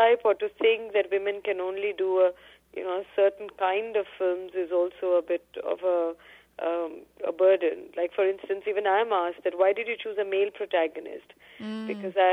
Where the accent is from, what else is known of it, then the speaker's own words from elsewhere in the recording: Delhi, India; I grew up in Delhi, and I continued by choice to stay in Delhi